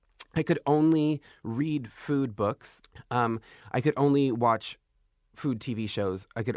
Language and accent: English; California, United States; I'm from an Indian reservation outside of San Diego.